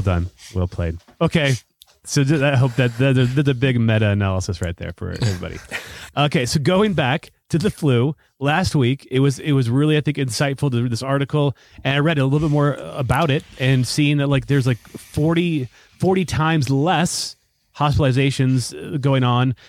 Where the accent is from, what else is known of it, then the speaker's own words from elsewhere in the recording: United States; I'm totally American.